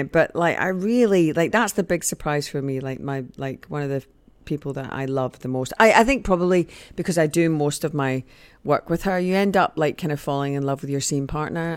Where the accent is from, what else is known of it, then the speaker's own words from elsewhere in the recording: Scotland, United Kingdom; also born or lived in Mexico; I am Scottish